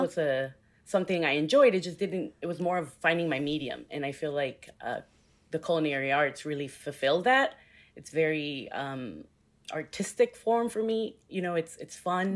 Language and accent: English; Houston, Texas, United States; also born or lived in New York; born and raised in Houston